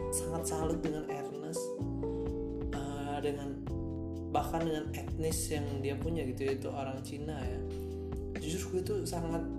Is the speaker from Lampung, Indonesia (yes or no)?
yes; Lampung, Indonesia; gue dari Lampung